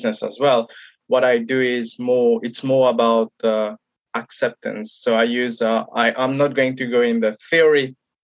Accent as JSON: {"language": "English", "country": "Mauritius", "said": "I come from Mauritius, and in my country where I come from, we don't talk about mental health"}